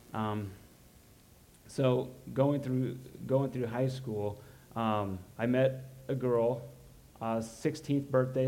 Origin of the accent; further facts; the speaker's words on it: Roanoke, Illinois, United States; I grew up in Roanoke.